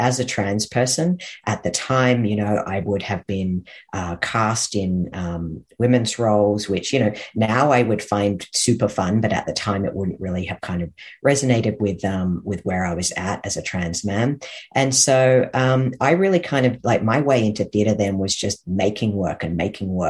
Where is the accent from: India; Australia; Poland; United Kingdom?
Australia; moved away as an adult; now in Canada; Well, I actually grew up in Australia. I've been in Canada for the last 12 years